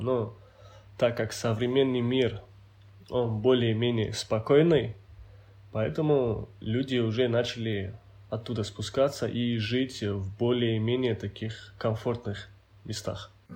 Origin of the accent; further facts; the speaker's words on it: Hindakh, Dagestan, Russia; Родился я в селении Хиндах а, Гунибского района Республики Дагестан.